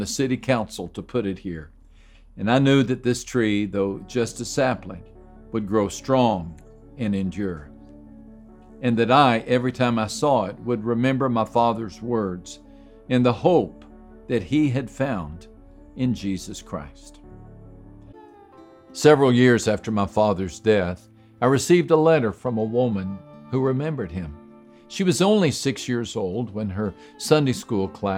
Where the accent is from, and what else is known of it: West Texas, United States; born or raised there; moved away